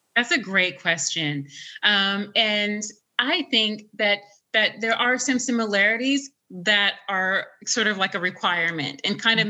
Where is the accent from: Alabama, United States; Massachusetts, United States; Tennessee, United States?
Tennessee, United States; Nashville; moved away; where my parents made me, which is Nashville